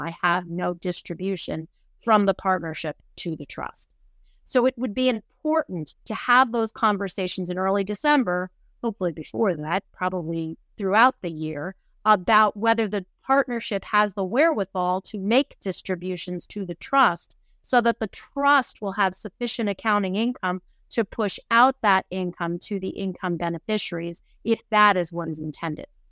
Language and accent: English; New Jersey, United States; my home state of New Jersey